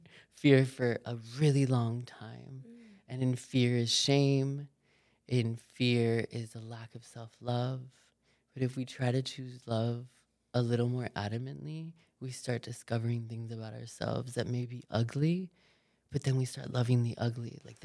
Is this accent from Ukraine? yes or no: no; Miami, Florida, United States; I'm from Miami. Like I was raised by a fucking drug dealer.